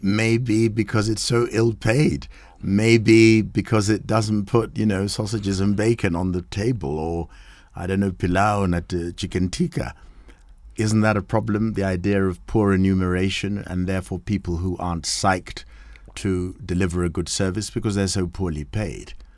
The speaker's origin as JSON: {"language": "English", "country": "Kenya", "said": "we're both Kenyan."}